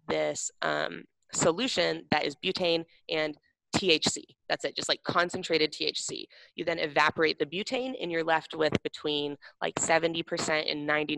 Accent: Seattle, Washington, United States; I grew up in Seattle

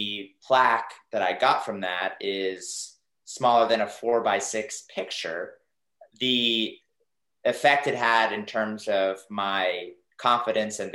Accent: Dallas, Texas, United States; growing up in Dallas, Texas

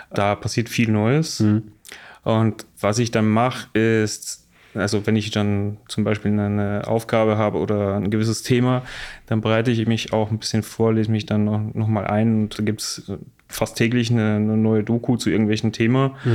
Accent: Bosnia & Herzegovina; now in Munich, Germany; Ich komme aus Bosnien, lebe jetzt seit anderthalb Jahren in München

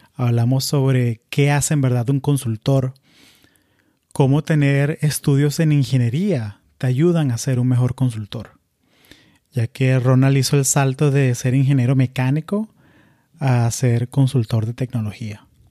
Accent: Florida, United States; also born or lived in Venezuela; yo crecí en, o sea, yo nací en Venezuela, crecí en la Florida

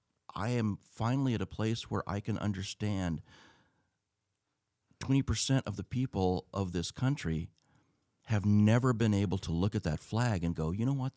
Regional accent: United States

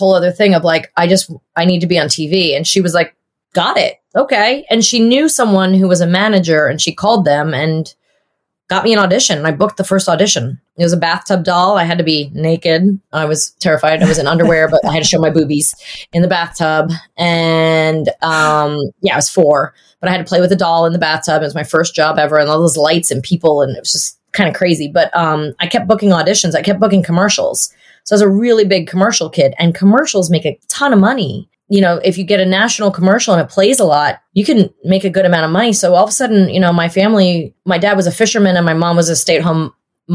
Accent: Long Island, New York, United States; Long Island and the city when I was a teenager

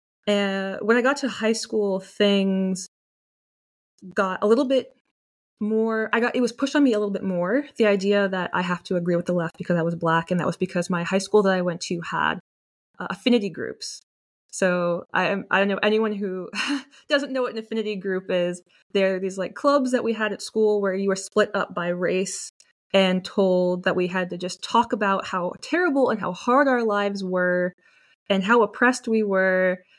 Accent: Dallas, Texas, United States; But yeah, I grew up in Texas. And although Texas is obviously a pretty conservative state, although it's becoming more liberal, more left now that people are moving there from California, when I was growing up, it was very conservative.

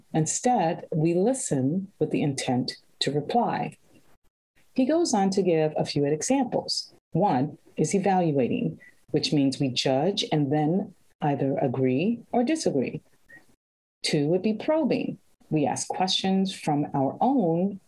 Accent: Chicago, Illinois, United States; I was born in Chicago

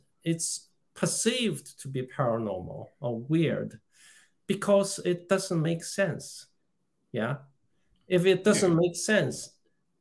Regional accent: China; moved away as an adult; now in United Kingdom; I was born in China. I came to this country in 1980s as a student

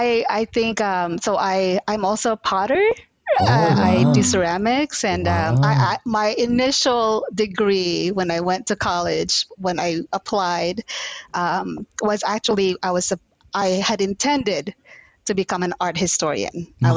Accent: Houston, Texas, United States; also born or lived in Philippines / New York; growing partially in the Philippines, growing up in New York, growing up in Houston, I think has really contributed to who I am today as a nurse and also as a researcher.

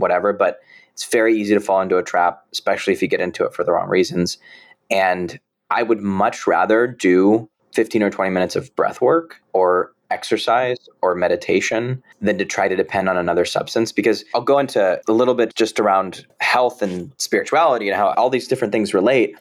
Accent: San Jose, California, United States; I was born and raised in San Jose, California

